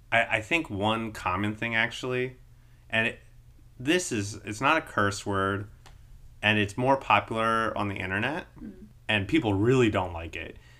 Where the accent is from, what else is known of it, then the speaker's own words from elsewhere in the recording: United States; as an American